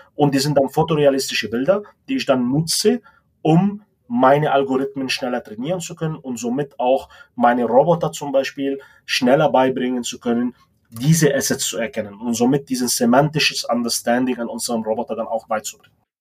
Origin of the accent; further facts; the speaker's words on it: Lebanon; moved away as an adult; also born or lived in Munich, Germany / Spartanburg, United States; now in Germany; Ich komme ursprünglich aus dem Libanon, bin mit 18 Jahren sozusagen nach Deutschland gekommen, um hier mein Studium zu verfolgen